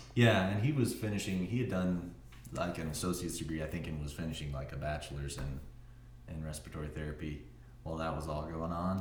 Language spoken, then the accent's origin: English; Littleton, Colorado, United States; also born or lived in Ann Arbor, Michigan / New Mexico; I come from pretty much Colorado. I moved here when I was six